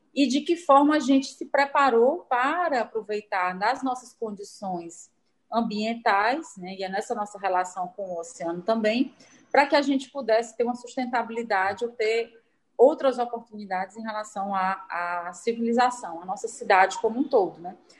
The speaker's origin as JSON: {"language": "Portuguese", "region": "Ceará", "country": "Brazil", "said": "de nós todos, enquanto cearenses"}